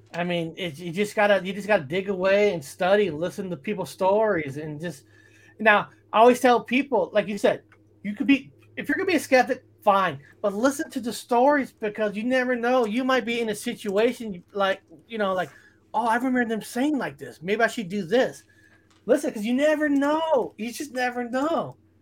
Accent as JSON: {"language": "English", "town": "Fresno", "region": "California", "country": "United States", "tie": "born or raised there", "said": "growing up in Fresno, we have a little more, uh, military base"}